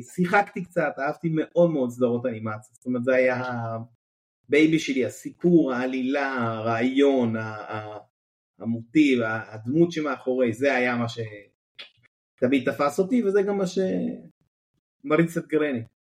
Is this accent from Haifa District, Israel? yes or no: no; Kibbutz Hanetzurim, Southern District, Israel; אני הייתי באמת ילד כקיבוצניק, קיבוץ דתי, אה, קיבוץ הנצורים, קיבוץ אי שם בדרום